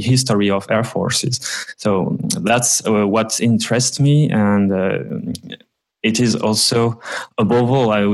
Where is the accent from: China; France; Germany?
France; Vosges mountains, Grand Est; my hometown in the Vosges mountains, so in France, in northeastern France.